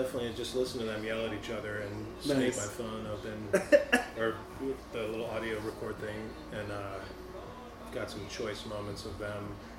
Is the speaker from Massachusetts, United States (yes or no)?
no; Bay Village, Ohio, United States; now in Gainesville, United States; I grew up in Cleveland.